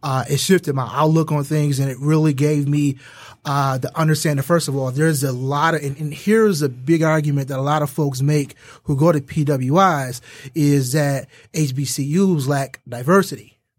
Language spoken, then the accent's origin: English; Detroit, Michigan, United States; I'm from Detroit